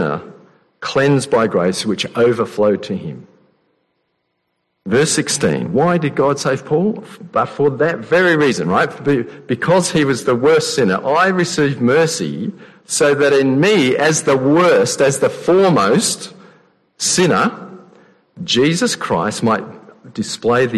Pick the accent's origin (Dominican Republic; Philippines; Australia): Australia; Adelaide, South Australia; moved away as an adult; also born or lived in Sydney; I grew up in Adelaide.